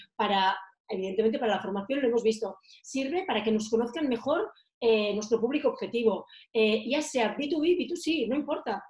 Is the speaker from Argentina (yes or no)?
no; Girona, Catalonia, Spain; moved away as an adult; also born or lived in Menorca; now in Madrid, Spain; yo soy de Girona, soy, mi ciudad natal, yo soy catalana de pura raza, aunque estoy viviendo en Madrid desde hace siete años